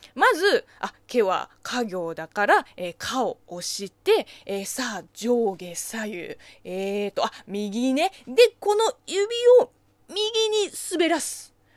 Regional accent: China; Japanese is a second language; now in Japan; 中国生まれ、中国 育ちの私

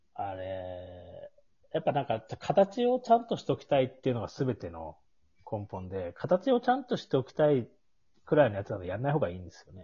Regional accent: Tsukigata, Hokkaido, Japan; 月形町出身なんですけ

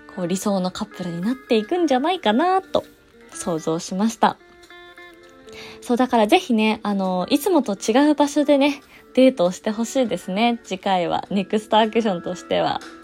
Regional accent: Japan; 実家がね、えー、総武線 沿線でして

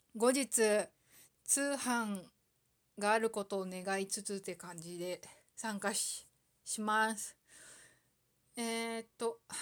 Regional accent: Aomori, Japan; 青森県生まれだけど

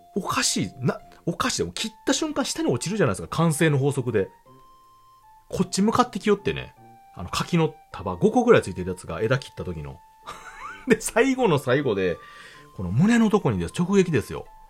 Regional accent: Kansai, Japan; 私、関西人

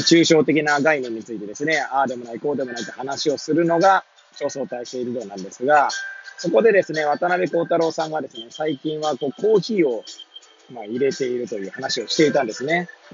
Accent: Hachioji, Tokyo, Japan; moved away as an adult; now in Kamaishi, Japan; 八王子生まれ八王子育ち震災の前の年から釜石で働くポンコツ

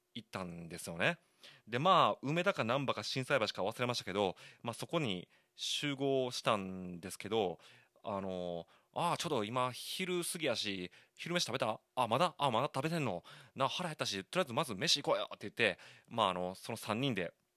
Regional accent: Koka, Shiga, Japan; also born or lived in Osaka; 滋賀県甲賀市、信楽町出身と言いますか、生まれは大阪なんですよ。で、小さい頃に、まあ、滋賀県信楽町に引っ越しましてですね。

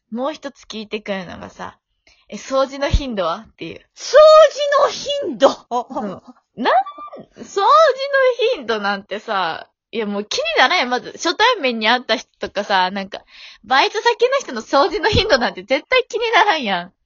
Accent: Osaka, Japan; accent: Kansai dialect; moved away; どこ出身って言われて、で、大阪なんですよ

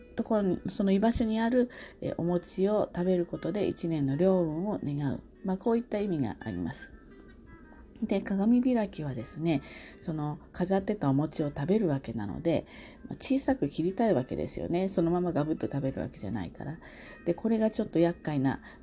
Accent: Kanto, Japan; 私は関東の人

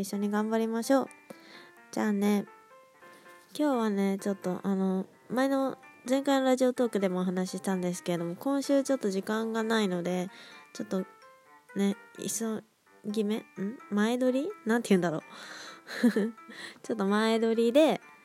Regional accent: Aichi, Japan; moved away as an adult; now in Kanagawa, Japan; まだ上京してなくて大学生で地元のね愛知県の方で

